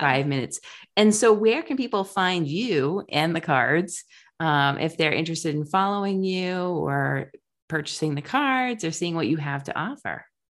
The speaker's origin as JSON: {"language": "English", "region": "Rhode Island", "country": "United States", "tie": "born or raised there", "said": "I grew up in Rhode Island, the beaches were really packed"}